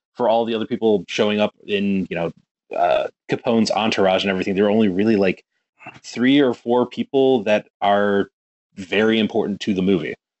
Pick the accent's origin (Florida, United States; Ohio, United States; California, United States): Ohio, United States; Cleveland; now in Chicago, United States; I'm from Cleveland. I moved to Chicago